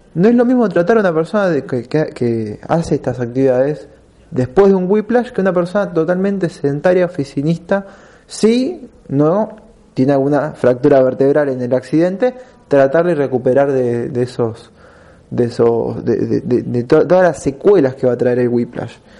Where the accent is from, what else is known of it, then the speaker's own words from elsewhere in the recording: Argentina; nosotros como argentinos